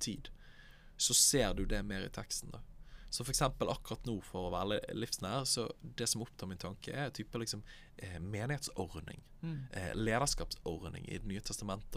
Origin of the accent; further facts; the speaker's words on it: Bergen, Vestland, Norway; Jeg kommer fra Bergen, nærmere bestemt Åsane